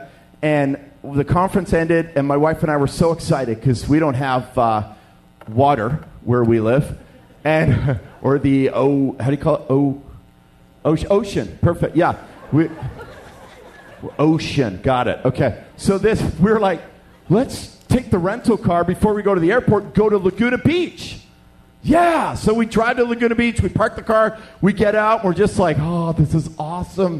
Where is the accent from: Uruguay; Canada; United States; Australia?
Canada; also born or lived in Western Canada; we're from Canada